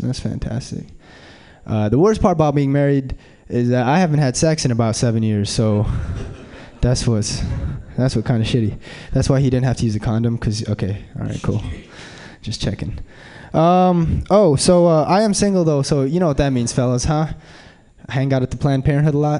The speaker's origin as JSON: {"language": "English", "town": "Detroit", "region": "Michigan", "country": "United States", "tie": "born or raised there", "said": "I was born in Detroit, Michigan"}